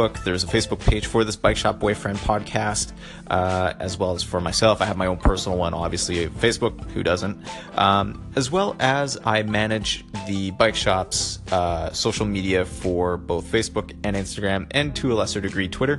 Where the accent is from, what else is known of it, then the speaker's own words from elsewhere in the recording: Canada; being Canadian and also being part of the Commonwealth of Great Britain